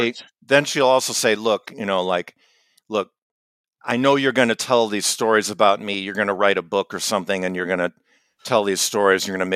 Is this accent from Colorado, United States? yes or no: no; Chicago, Illinois, United States; So where I grew up on the North Shore of Chicago, they would do this gridiron, what they called it, the gridiron.